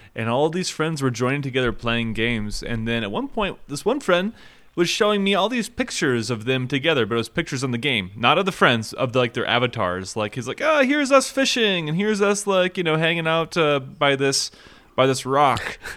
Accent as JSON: {"language": "English", "region": "Minnesota", "country": "United States", "tie": "born or raised there", "said": "I grew up in Minnesota"}